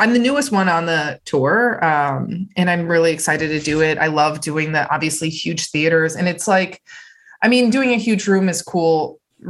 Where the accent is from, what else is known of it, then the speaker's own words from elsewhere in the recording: Northwest Indiana, United States; I grew up in Northwest Indiana